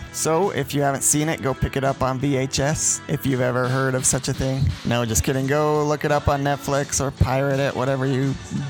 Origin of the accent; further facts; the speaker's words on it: Lehi, Utah, United States; it was filmed in my hometown of Lehigh. A lot of it was filmed at the high school I went to and the nearby Lehigh Roller Mills.